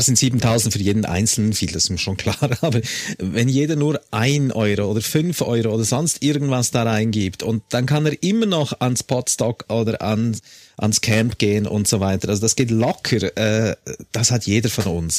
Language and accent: German; Switzerland; ich bin auch Schweizer